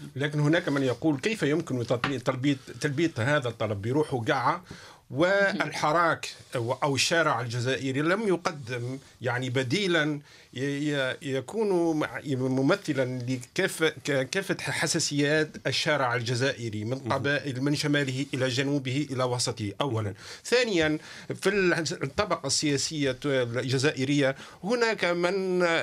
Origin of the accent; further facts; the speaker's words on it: Tunisia; انا تونسي بطريقة الحال